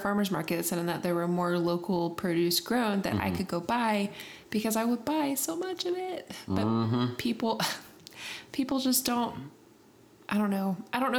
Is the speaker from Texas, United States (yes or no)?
yes; Texas, United States; And I said, I'm from Texas. And he said, oh, you don't have much of an accent.